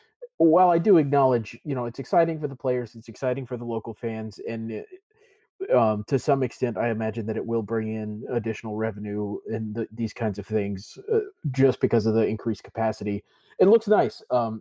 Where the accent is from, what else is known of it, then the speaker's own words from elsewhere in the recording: United States; as an American fan of Everton